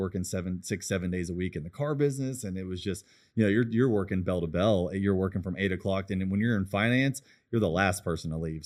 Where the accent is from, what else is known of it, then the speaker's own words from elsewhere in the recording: United States; I love being American.